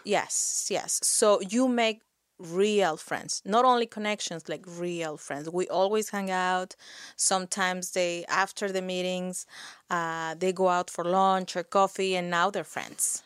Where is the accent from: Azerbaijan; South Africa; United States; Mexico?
Mexico; moved away as an adult; now in Nova Scotia, Canada; I'm from Mexico.